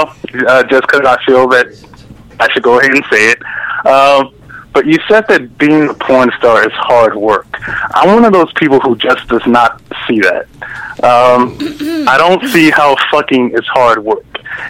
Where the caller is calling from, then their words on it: Maryland, United States; calling back from Maryland.